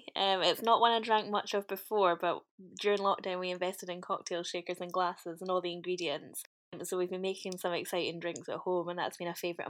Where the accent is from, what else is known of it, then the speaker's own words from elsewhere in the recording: Edinburgh, Scotland, United Kingdom; I'm from Edinburgh. I was born here, brought up here, and I've lived here my whole life.